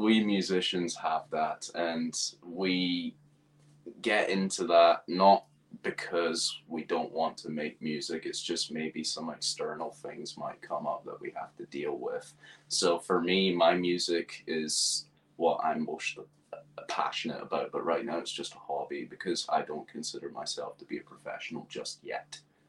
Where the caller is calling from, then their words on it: East Acton, London, United Kingdom; So I'm joining you from West London in a little area called East Acton.